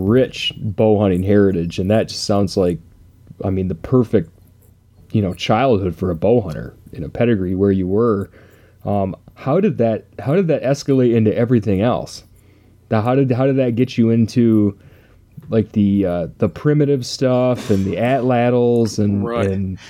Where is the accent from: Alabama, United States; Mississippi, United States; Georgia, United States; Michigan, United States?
Michigan, United States; Cheboygan; I grew up in the near Mackinac, mm-hmm. in up in northern Michigan, Sheboygan, actually.